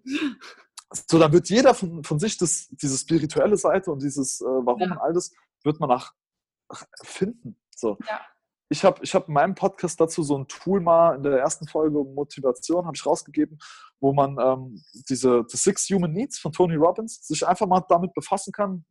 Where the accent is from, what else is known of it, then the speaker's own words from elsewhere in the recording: Germany; als Deutscher